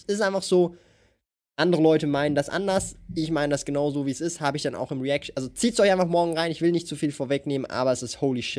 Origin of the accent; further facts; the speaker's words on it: Switzerland; Ja, ich komme aus der Schweiz.